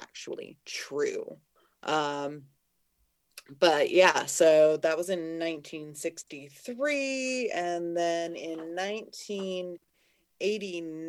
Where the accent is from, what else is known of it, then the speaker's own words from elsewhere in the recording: Pacific Northwest, United States; I'm from the Pacific Northwest